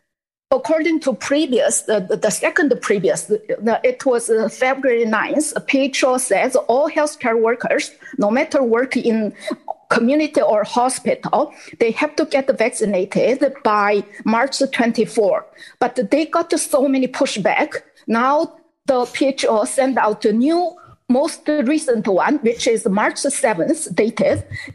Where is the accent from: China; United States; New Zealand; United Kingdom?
China; English is a second language; moved away as an adult; now in Canada; I'm from China 16 years ago, and then now what I see in, happening in China, in Canada, is exactly what happened in China, or and still happening in China.